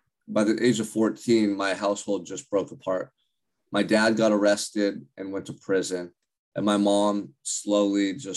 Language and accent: English; Santa Barbara, California, United States; I grew up in Santa Barbara, California, which is about an hour and a half north of Los Angeles